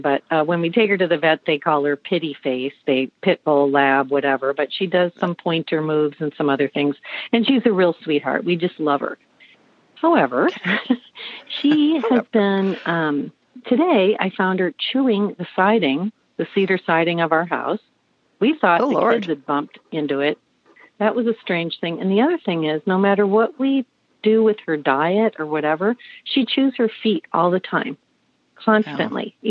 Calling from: Minneapolis, Minnesota, United States; I'm calling in from Minneapolis

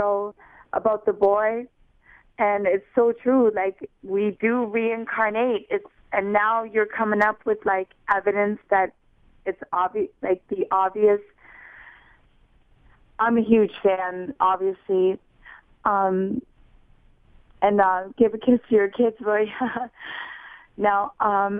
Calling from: Hamilton, Ontario, Canada; I'm calling from Hamilton

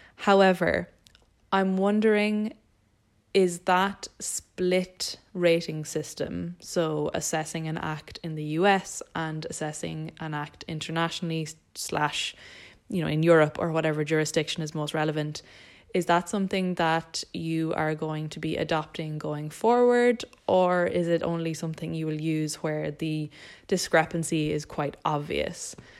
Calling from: Dublin, Leinster, Ireland; I'm calling from Dublin in Ireland.

